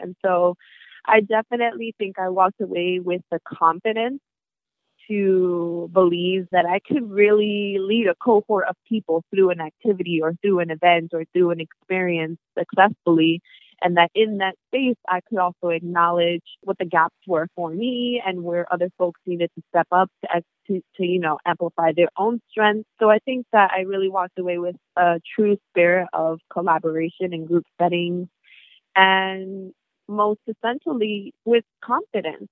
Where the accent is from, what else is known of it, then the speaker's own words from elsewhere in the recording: New York City, New York, United States; also born or lived in New Milford, Connecticut; I am from New York, right? Born and raised